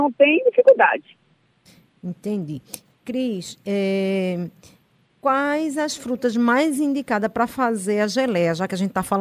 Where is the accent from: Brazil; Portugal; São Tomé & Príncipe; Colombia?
Brazil; Northeast Region; E a gente é nordestina é bucho cheio, né?